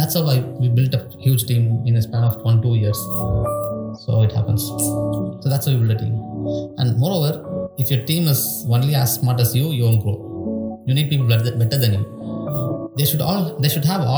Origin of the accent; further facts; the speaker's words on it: Tamil Nadu, India; accent: Tamil; English is a second language; I did not speak English when I went into college. Now I speak okay English, because actually my English also looks like Tamil